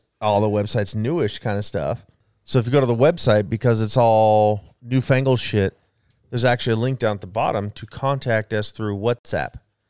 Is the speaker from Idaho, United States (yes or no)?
yes; Wendell, Idaho, United States; also born or lived in Jerome, Idaho; I grew up in Wendell and Jerome.